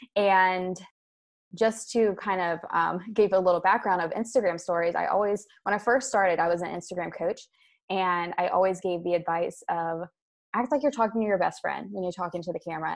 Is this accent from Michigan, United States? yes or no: no; Maryland, United States; moved away as an adult; also born or lived in Europe; I am originally from Maryland in the United States, and I moved abroad to Europe with my husband about six and a half years ago